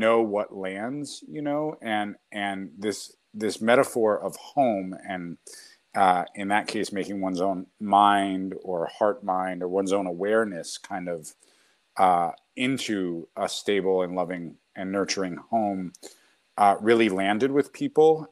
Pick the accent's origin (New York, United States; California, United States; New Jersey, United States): New York, United States; New York City; I grew up in New York City